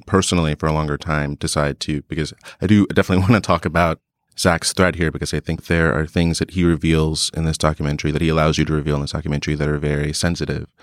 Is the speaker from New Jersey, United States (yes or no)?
yes; New Jersey, United States; I'm from New Jersey. I didn't have any skate, really many skateboarders in my town